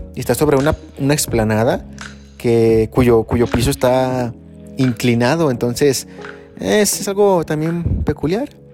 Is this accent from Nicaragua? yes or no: no; central Mexico, Mexico; aquí nosotros a lo mejor como mexicanos estamos acostumbrados a a no tener ese tipo de fríos, o al menos aquí en el centro